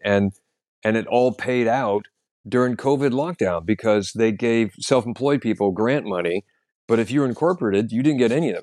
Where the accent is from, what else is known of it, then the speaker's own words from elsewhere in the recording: United States; now in London, United Kingdom; I'm an American comedian living in London